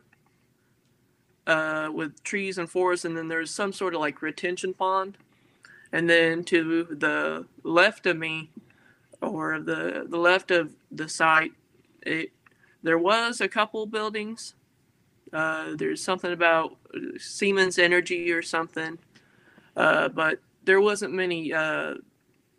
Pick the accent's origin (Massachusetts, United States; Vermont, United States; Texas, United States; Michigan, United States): Texas, United States; also born or lived in Amarillo, Texas / Houston, Texas; I'm from Amarillo, Texas. It's just where I was born. I spent a lot of time down in East Texas. That's where my grandparents primarily lived. And then whenever I was about 10 or 12, I had to move down to Houston for medical issues